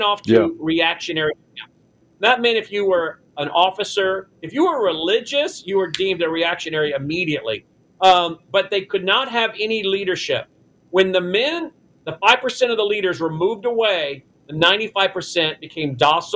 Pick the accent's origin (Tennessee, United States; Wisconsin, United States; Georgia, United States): Tennessee, United States; my home state of Tennessee